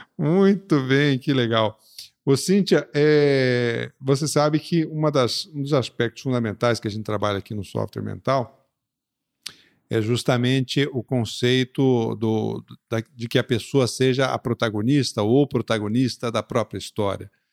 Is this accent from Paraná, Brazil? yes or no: yes; Curitiba, Paraná, Brazil; moved away; also born or lived in Recife; Eu, eu Nasci em Recife e fui pra Curitiba com cinco, seis anos.